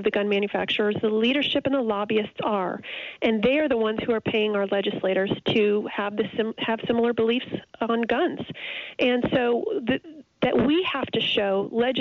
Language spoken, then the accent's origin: English; Indiana, United States; my home state, Indiana